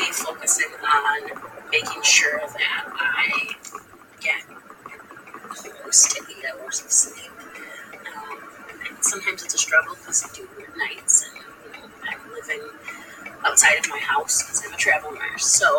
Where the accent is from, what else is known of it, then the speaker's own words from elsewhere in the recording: United States; we as American working people